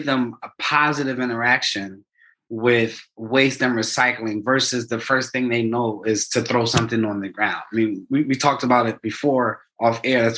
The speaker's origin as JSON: {"language": "English", "town": "Philadelphia", "region": "Pennsylvania", "country": "United States", "tie": "born or raised there", "said": "I'm born and raised in Philadelphia, Pennsylvania, right by Temple's campus"}